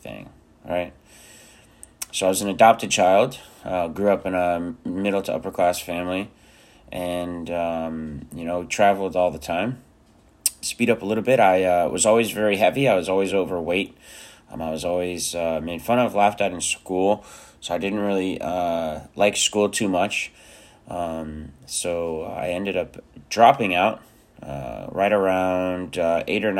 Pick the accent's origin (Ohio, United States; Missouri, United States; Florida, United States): Florida, United States; South; also born or lived in Romania; I grew up in South Florida.